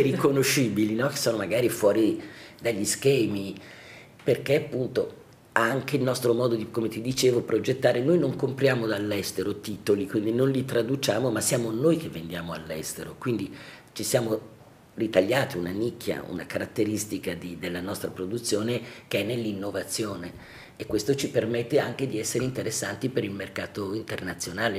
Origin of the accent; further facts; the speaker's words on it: Lombardy, Italy; also born or lived in Florence; now in Milan, Italy; sono tornata a casa, come si dice, essendo lombarda. ho ripreso le mie radici